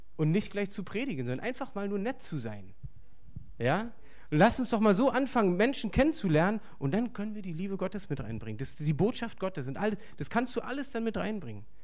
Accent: Berlin, Germany; ich bin hier aufgewachsen in Berlin

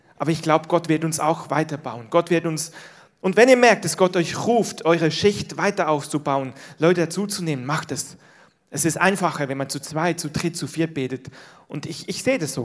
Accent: Switzerland; moved away; aus dem Land, wo ich herkomme, die Schweiz

